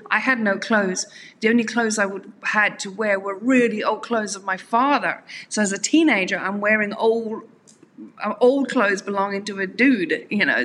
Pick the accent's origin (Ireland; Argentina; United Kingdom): Ireland; Dublin, Leinster; moved away as an adult; also born or lived in South Africa; I'm uh, from Ireland. Originally, I, I, spent most of my adult life in South Africa, but um, originally from Ireland.